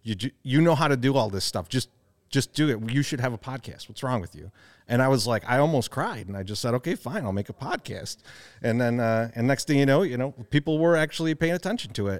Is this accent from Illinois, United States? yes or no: yes; Chicago, Illinois, United States; we grew up in Bridgeport